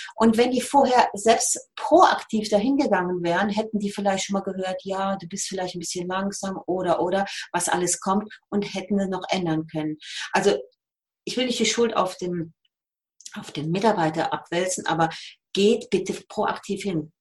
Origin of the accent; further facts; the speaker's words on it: Rhineland, Germany; accent: Rhineland; moved away as an adult; now in Switzerland; ich bin Rheinländerin, man hört's, äh, wohne seit 36 Jahren in der Schweiz